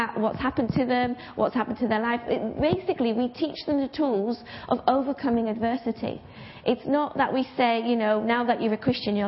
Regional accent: Bradford, Yorkshire and the Humber, United Kingdom; I'm from Bradford

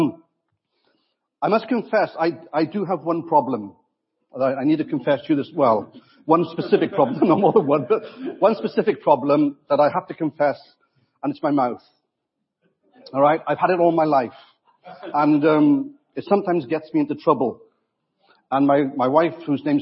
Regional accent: Wales, United Kingdom; I'm also a Welshman

